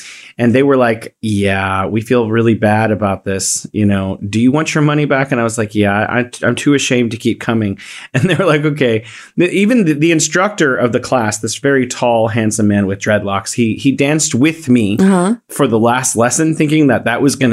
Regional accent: United States; now in Wuhan, China; originally from the U.S.

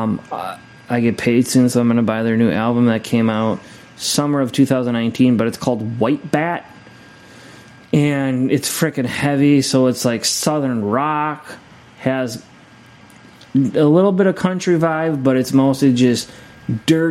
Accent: Scotland, United Kingdom; I'm Scottish

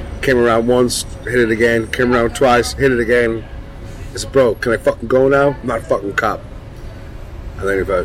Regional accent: Ireland; I'm from Ireland

